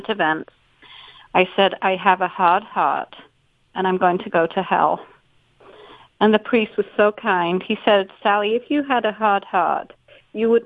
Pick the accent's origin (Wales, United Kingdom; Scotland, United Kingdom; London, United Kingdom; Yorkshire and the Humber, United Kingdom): Yorkshire and the Humber, United Kingdom; moved away as an adult; now in United States; I grew up in Yorkshire, England